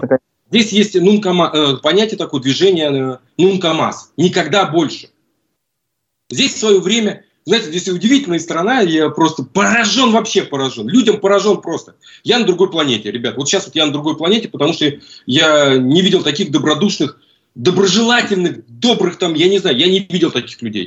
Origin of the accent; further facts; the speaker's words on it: Russia; moved away as an adult; now in Buenos Aires, Argentina; Из России